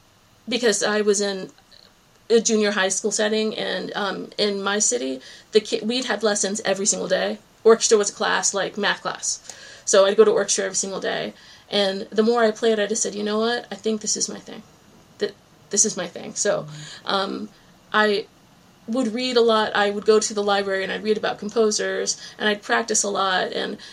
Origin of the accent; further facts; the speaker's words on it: New England, United States; born there; also born or lived in Virginia; now in Cape Cod, United States; Well, I was born in New England and I had always wanted to come back.